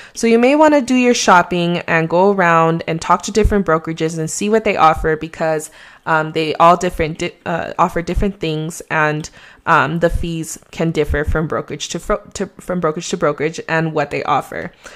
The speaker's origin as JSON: {"language": "English", "country": "Mexico", "accent": "Mexican", "said": "my Mexican accent"}